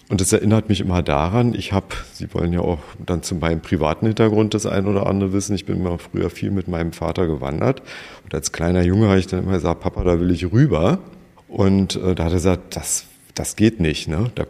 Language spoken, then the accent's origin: German; Schöneberg, Berlin, Germany; born there; wir sind Tempelhof Schöneberg, aber ich bin ja in Schöneberg auch geboren.